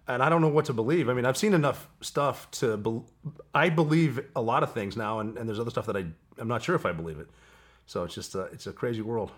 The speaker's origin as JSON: {"language": "English", "region": "Montana", "country": "United States", "moved": "as an adult", "said": "I'm from Montana"}